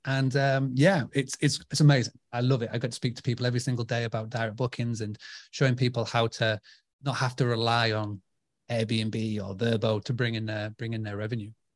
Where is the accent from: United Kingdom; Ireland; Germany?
United Kingdom; I'm from, uh, United Kingdom